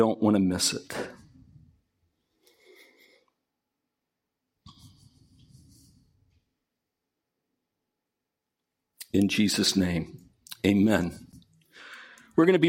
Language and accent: English; England, United Kingdom; I'm from England